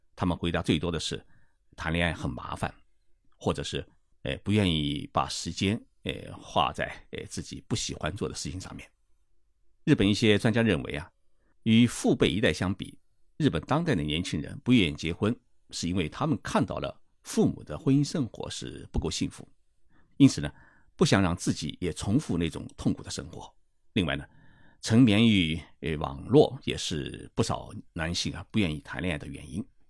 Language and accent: Chinese; China; 我们中国人